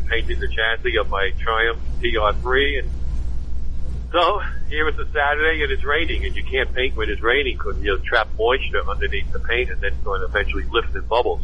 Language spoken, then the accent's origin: English; New York City, New York, United States; moved away; I grew up in New York City